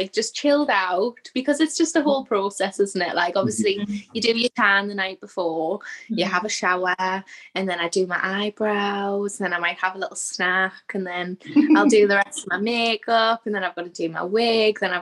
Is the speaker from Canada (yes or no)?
no; Newcastle upon Tyne, North East England, United Kingdom; I'm from Newcastle in England